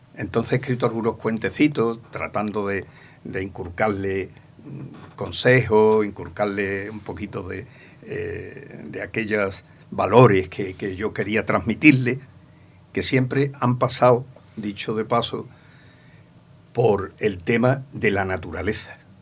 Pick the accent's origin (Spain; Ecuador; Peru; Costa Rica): Spain; Ronda, Andalusia; moved away as an adult; now in Manilva, Spain; porque yo me vine de Ronda, que yo soy natural de Ronda. Eh, me vine con 23 años